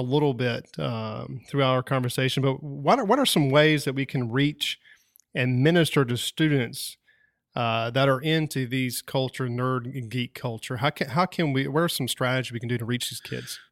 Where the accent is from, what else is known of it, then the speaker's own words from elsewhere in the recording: Wilson, North Carolina, United States; where I grew up at in Wilson, North Carolina